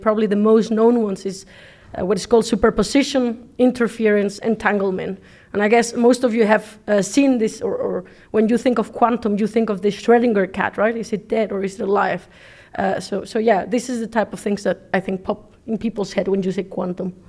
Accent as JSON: {"language": "English", "country": "Mexico", "second_language": "English", "moved": "as an adult", "lives_now": "Netherlands", "said": "I come from Mexico"}